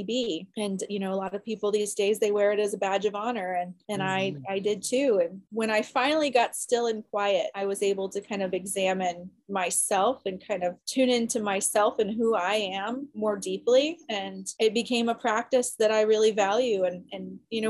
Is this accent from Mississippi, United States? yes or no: no; Florida, United States; I grew up in Florida near the ocean.